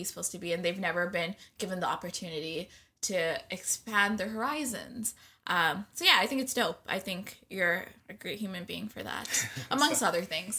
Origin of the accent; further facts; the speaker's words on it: Scarborough, Ontario, Canada; I'm also from Scarborough